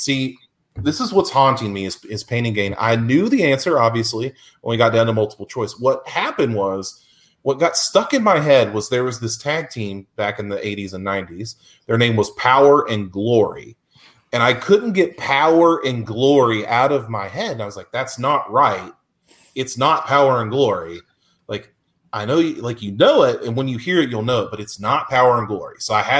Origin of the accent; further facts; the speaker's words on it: West Virginia, United States; I'm from West Virginia. I'm from the South.